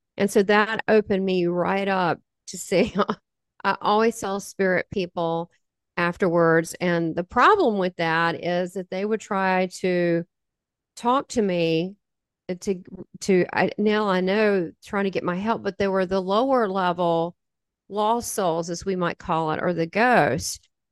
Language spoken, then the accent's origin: English; the South, United States; 'cause I'm from the South